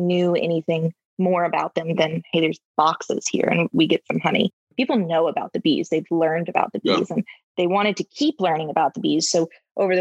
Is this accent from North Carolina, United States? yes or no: yes; North Carolina, United States; moved away as an adult; now in Atlanta, United States; I'm a North Carolina girl. We didn't know if it would work when I moved out of my home state